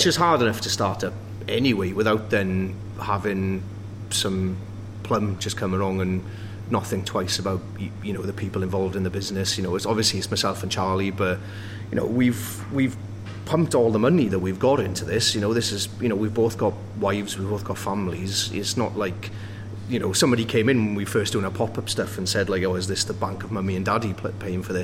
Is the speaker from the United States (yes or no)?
no; Wales, United Kingdom; now in Sheffield, United Kingdom; I've lived in England longer than I ever lived in Wales